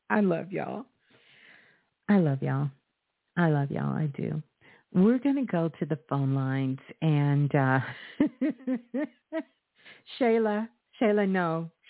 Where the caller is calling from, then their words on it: Maryland, United States; I'm calling from Maryland.